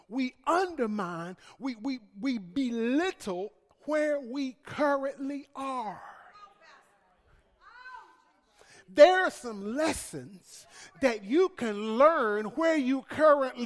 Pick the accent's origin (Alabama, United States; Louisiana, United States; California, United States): Alabama, United States; I'm from Alabama